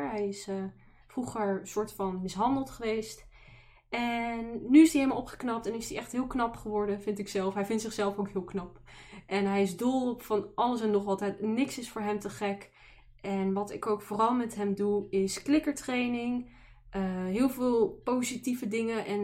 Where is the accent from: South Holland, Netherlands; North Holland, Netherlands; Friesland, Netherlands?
North Holland, Netherlands; Amsterdam; born there; now in Tilburg, Netherlands; Ik woon in Tilburg, dus Brabant, maar ik ben ooit geboren in Amsterdam, maar eh, daar ben ik niet eh, heel lang gebleven.